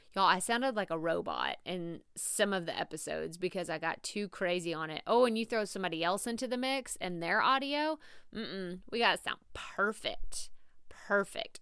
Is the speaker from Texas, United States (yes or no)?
yes; Texas, United States; accent: southern, Texas drawl; my southern accent, my Texas draw